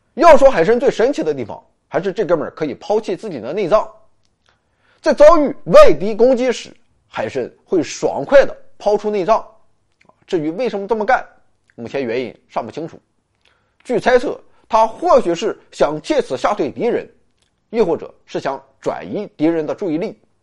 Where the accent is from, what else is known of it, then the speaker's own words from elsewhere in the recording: China; 这是我们中国人主要吃的部分